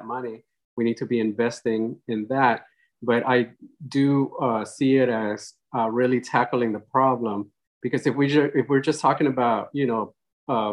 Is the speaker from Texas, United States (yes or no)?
yes; Austin, Texas, United States; also born or lived in Mexico; I'm originally from Mexico, but I arrived here in Austin when I was 8 years old, and I live in Montopolis. That's where I grew up